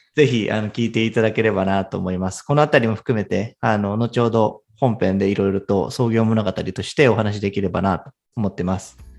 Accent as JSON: {"language": "Japanese", "country": "Japan", "said": "私は東京のベンチャーキャピタルで働いている日本出身"}